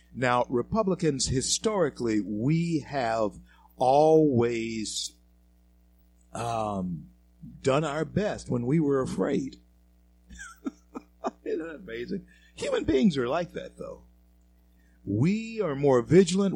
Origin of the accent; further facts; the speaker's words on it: Louisiana, United States; now in Denver, United States; Louisiana, my home state, our, our state